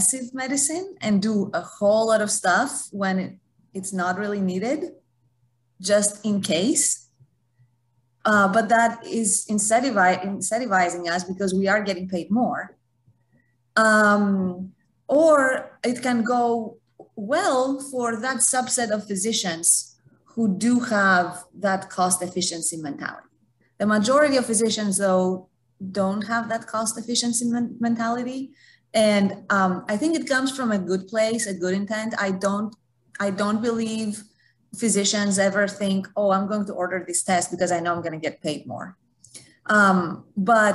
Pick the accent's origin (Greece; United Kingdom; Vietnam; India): Greece; now in United States; I'm from Greece, haven't worked in Europe